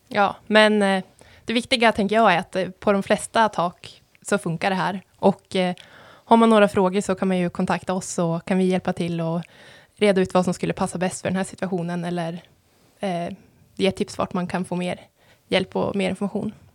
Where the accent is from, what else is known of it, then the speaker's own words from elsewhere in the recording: Sikå, Jämtland, Sweden; Jag kommer från Siko, så jag vill nästan säga att det är eh, en vacker, eh, den vackraste byn.